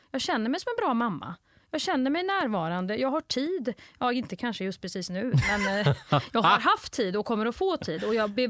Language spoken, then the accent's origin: Swedish; Nacka, Stockholm County, Sweden; Jag är från Nacka. 40 plus.